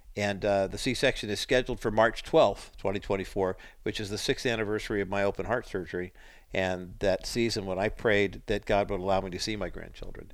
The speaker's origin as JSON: {"language": "English", "town": "Whittier", "region": "California", "country": "United States", "tie": "born or raised there", "said": "Whittier, my hometown"}